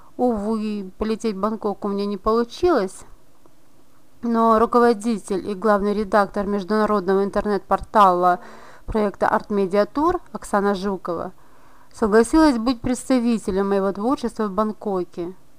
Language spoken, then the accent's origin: Russian; Briceni, Briceni District, Moldova; школьницей в районной газете города Брещаны, откуда я родом